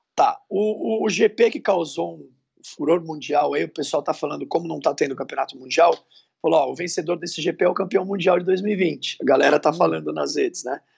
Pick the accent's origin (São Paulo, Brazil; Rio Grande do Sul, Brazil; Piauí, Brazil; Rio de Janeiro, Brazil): São Paulo, Brazil; Santos; now in São Paulo, Brazil; eu sou de Santos, mas moramos em São Paulo